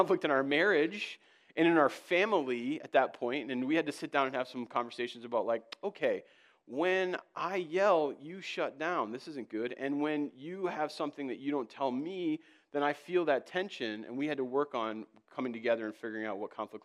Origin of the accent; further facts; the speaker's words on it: East Coast, United States; moved away as an adult; now in Minnesota, United States; I hail from the East Coast. I've had to learn your ways. I came out here 8 years ago